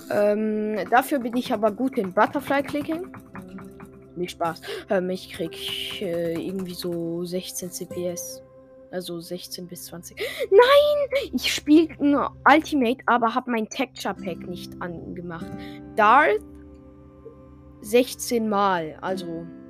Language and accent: German; France; Und ich bin ja Franzose